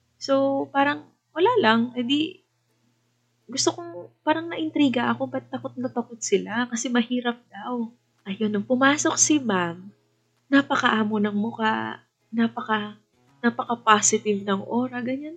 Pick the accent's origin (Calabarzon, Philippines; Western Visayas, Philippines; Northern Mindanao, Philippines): Western Visayas, Philippines; Iloilo City; also born or lived in Baguio; dito sa hometown ko, dito sa Iloilo